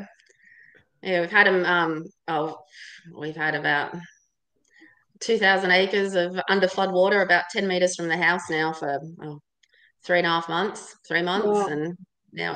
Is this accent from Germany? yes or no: no; Blue Mountains, New South Wales, Australia; moved away; I grew up in the Blue Mountains